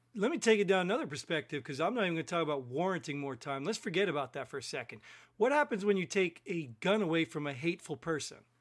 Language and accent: English; New Jersey, United States; I grew up in Jersey